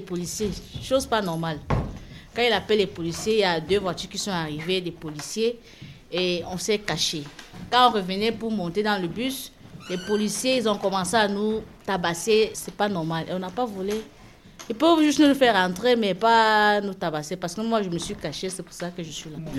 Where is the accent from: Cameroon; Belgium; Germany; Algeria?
Cameroon; moved away as an adult; now in France; Je viens du Cameroun